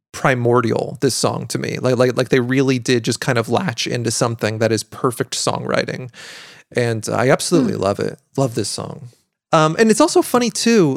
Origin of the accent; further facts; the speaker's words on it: Pacific Northwest, United States; I am from the Pacific Northwest